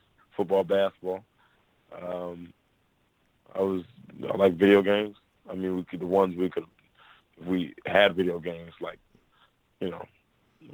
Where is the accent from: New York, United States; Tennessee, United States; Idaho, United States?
Tennessee, United States; Memphis; also born or lived in Portland, Oregon / Orlando, Florida; I'm from Memphis, Tennessee